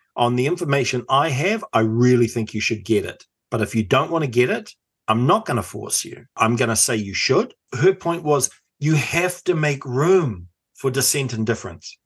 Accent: Auckland, New Zealand; I come from Otahuhu in South Auckland

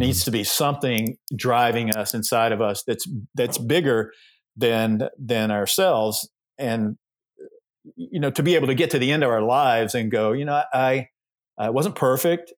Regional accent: Georgia, United States; I was raised in the South, raised in Georgia

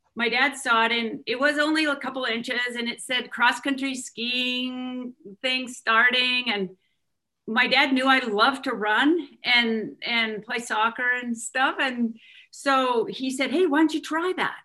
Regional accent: Wenatchee, Washington, United States; also born or lived in Kalispell, Montana; I was born in Kalispell, Montana. And soon after, my parents moved to Wenatchee, Washington, where my dad worked for Alcoa Aluminum

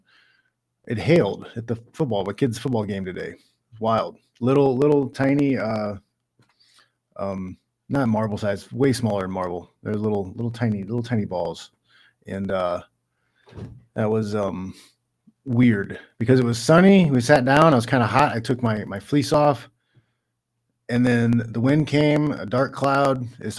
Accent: Midwest, United States; I'm from the Midwest

